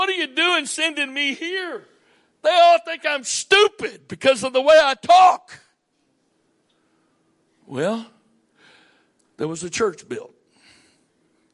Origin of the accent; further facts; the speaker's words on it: southern United States, United States; accent: southern; moved away as an adult; also born or lived in Maryland; my accent says I'm from the southern part of the United States.